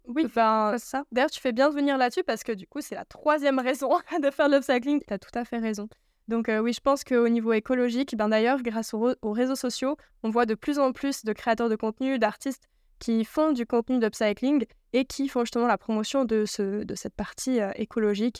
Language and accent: French; Yverdon-les-Bains, Vaud, Switzerland; je suis née à Yverdon et j'ai grandi un petit moment là-bas